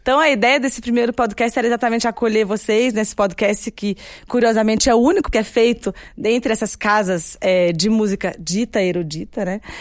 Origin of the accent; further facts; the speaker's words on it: Brasília, Federal District, Brazil; Eu mesma sou de Brasil. Brasília